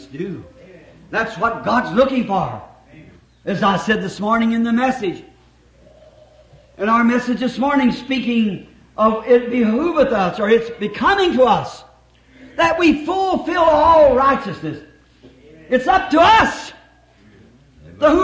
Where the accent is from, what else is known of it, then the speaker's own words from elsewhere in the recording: United States; We're all American citizens. We're thankful to be Americans